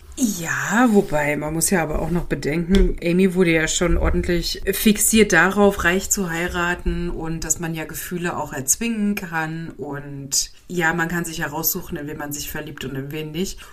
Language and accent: German; Germany; now in Switzerland; als Deutscher.